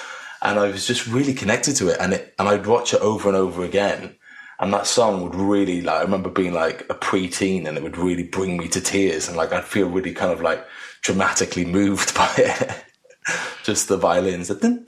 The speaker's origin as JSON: {"language": "English", "region": "Wales", "country": "United Kingdom", "tie": "born or raised there", "said": "I lived with my mum for the most part in more of the city, in just outside of Cardiff. And then when I was older, I lived with my dad, which was a bit more in the country."}